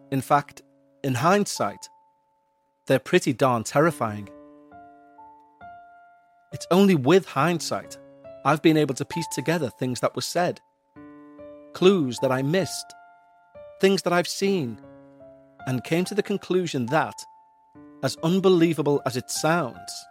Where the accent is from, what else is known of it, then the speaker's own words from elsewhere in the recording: Midwest, United States; I grew up in the Midwest, not exactly a remote area or town, but small. The sort of town where you know every person in it and their business, and they know yours.